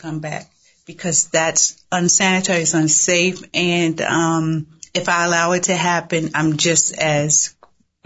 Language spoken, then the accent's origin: English; Baltimore, Maryland, United States; moved away as an adult; also born or lived in Washington Heights, New York; now in New York, United States; grew up between both Washington Heights. I know y'all out there. What's up, Washington Heights? And Baltimore. Mm-hmm. And that Baltimore, Latrobe Projects, East Baltimore.